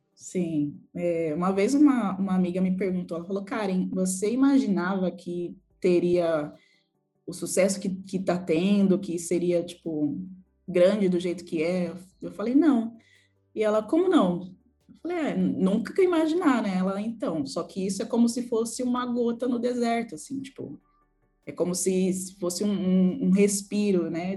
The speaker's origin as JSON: {"language": "Portuguese", "region": "São Paulo", "country": "Brazil", "tie": "born or raised there", "also_born_or_lived": "Perus, São Paulo", "said": "Nasci em Perus, cresci no bairro do Jaraguá, que é um bairro periférico de São Paulo onde morei lá até meus 27 anos"}